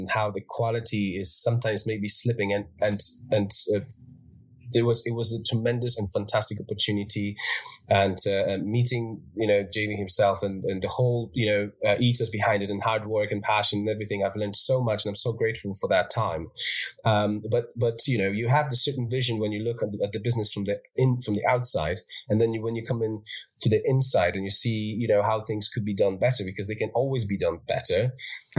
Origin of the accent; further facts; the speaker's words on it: Poland; moved away as an adult; also born or lived in Ireland; now in United Kingdom; I moved away from home when I was 18, and I'm from Poland originally, but I lived in Ireland.